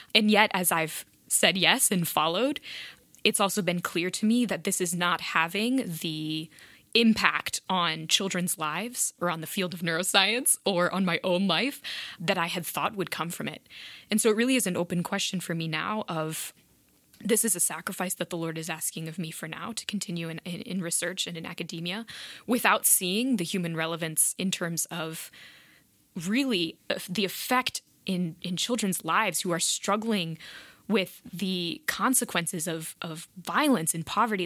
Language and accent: English; South Bend, Indiana, United States; also born or lived in Italy; absolutely loved growing up in South Bend